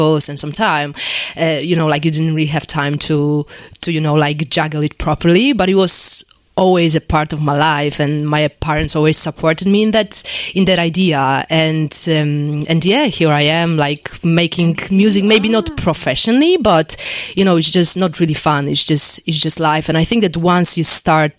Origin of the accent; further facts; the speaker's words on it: Poland; English is a second language; moved away as an adult; now in London, United Kingdom; my parents kind of enroll me on a course in music school back in Poland because I'm originally from Poland